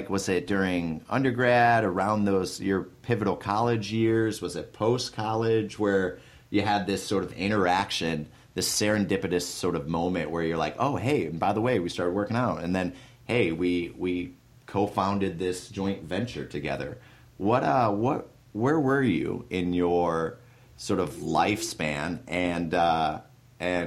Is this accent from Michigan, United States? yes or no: yes; Michigan, United States; I grew up in Michigan